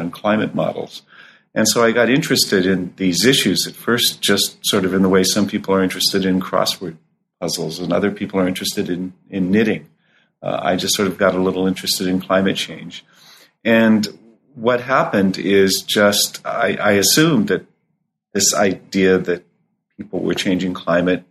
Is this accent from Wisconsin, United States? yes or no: no; Southern California, United States; moved away as an adult; also born or lived in Boulder, Colorado; As a child growing up in Southern California